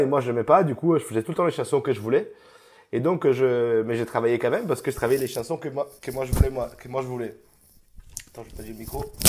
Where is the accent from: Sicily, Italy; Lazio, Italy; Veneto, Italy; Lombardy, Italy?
Veneto, Italy; Isola della Scala; French is a second language; moved away as an adult; now in Paris, France; Je viens dans un petit village à côté de Vérone, s'appelle Isola de la Scala, donc ce petit village de 9000 habitants, euh, où j'ai toute ma famille là-bas